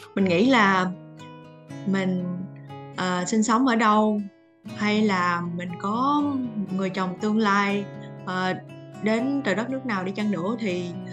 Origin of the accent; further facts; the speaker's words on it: Vietnam; moved away as an adult; now in Australia; mình là người Việt Nam, mình vẫn luôn giữ cái văn hóa văn hóa của mình